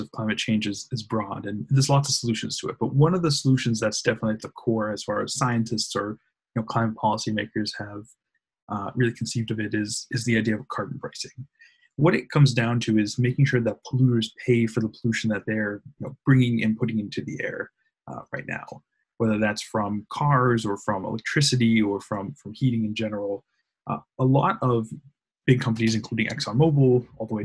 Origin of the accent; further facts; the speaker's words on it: Weymouth, Massachusetts, United States; I grew up in Weymouth, lived in Massachusetts for most of my life.